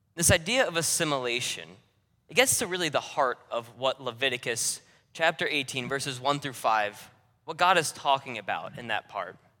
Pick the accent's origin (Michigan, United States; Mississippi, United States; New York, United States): New York, United States; accent: New Yorker; moved away as an adult; also born or lived in North Carolina; I was born and raised in New York, and oh, I don't have a New York City accent. I'm not, hey, you guys over there. I still talk like a New Yorker 'cause that's where I'm from